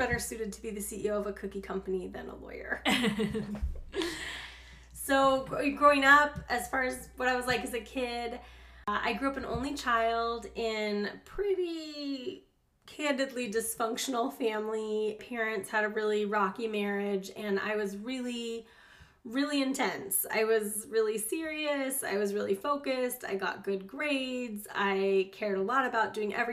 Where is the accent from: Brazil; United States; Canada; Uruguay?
United States; Gilroy, California; now in Dallas, United States; I grew up in California. I grew up in a wonderful little town called Gilroy